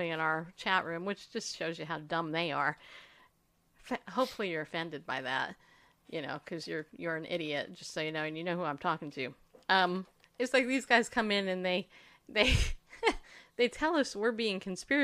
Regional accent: the South, United States; also born or lived in the North; Just a fluffy-haired woman in the South. I've always been in the South, even though I was born in the North.

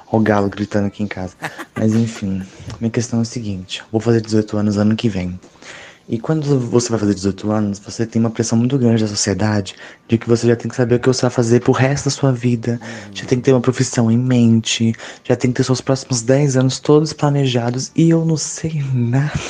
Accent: Minas Gerais, Brazil; eu sou de Minas Gerais.

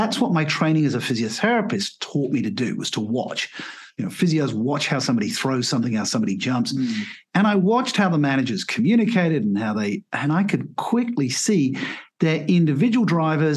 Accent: English grammar school, England, United Kingdom; moved away as an adult; also born or lived in Asia / Australia; now in Portugal; So I'm British by birth. I'm Australian by passport. I'm Asian by the fact that I lived there for 18 years, and I'm Brazilian by wife, and I live in Portugal

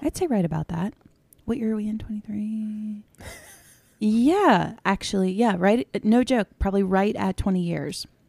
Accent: south of Annapolis, Maryland, United States; now in Western Maryland, United States; I grew up south of Annapolis, Maryland. More of a Bay culture vibe

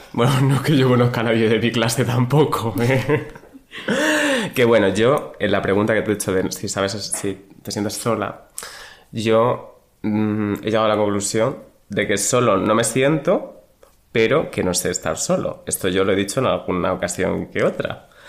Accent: Badajoz, Extremadura, Spain; soy de Badajoz y en Badajoz se dice descambiar

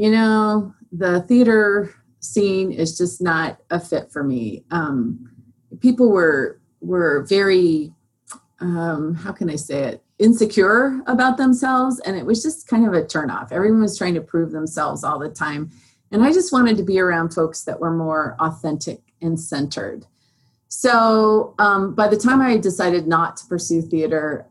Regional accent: Grand Junction, Colorado, United States; also born or lived in Costa Rica; I'm a proud Western Coloradan. I grew up in Grand Junction, Colorado

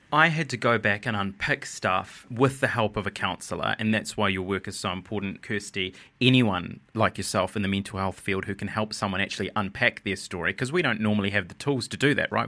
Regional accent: New Zealand; I was born in New Zealand

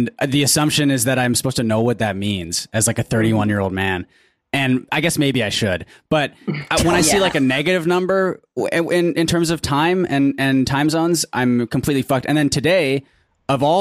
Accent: British Columbia, Canada; accent: Pacific Northwest

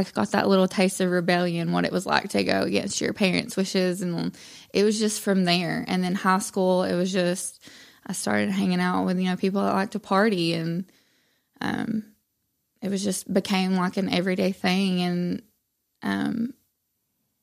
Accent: Madisonville, United States; I was raised in Madisonville. You know, I'm just local

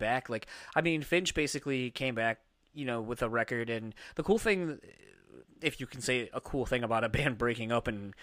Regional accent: East Coast, United States; now in Midwest, United States; growing up in the East Coast originally, living here in the Midwest

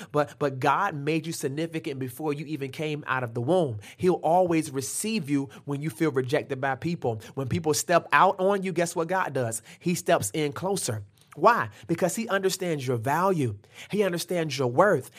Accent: Norfolk, Virginia, United States; I grew up in Norfolk

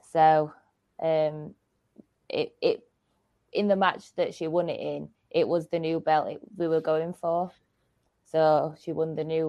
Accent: Sheffield, Yorkshire and the Humber, United Kingdom; I am from Sheffield, which is in Yorkshire.

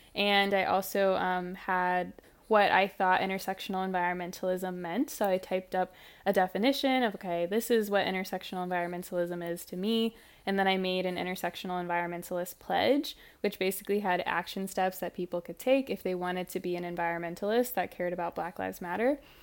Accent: Ferguson, Missouri, United States; the Ferguson uprisings happened in my hometown

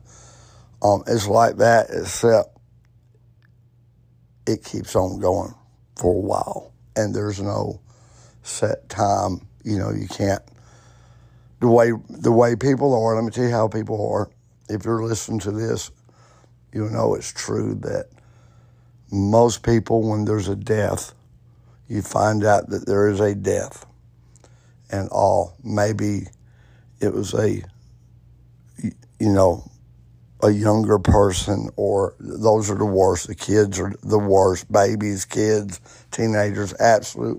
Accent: Alabama, United States; I grew up Baptist in Alabama

